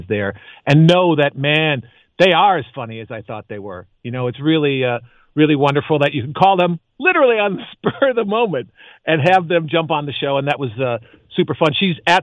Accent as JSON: {"language": "English", "town": "Chicago", "region": "Illinois", "country": "United States", "moved": "yes", "lives_now": "Los Angeles, United States", "said": "I'm from Chicago"}